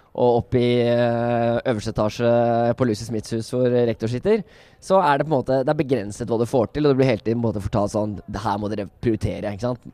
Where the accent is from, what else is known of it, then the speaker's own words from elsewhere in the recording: Oslo, Norway; jeg kommer fra Oslo